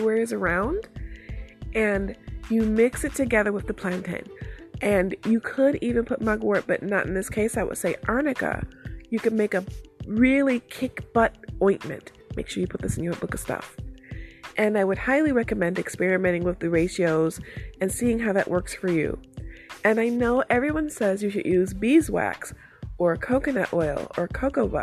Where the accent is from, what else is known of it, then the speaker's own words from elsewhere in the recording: Detroit, Michigan, United States; I live in the city and I grew up in Detroit itself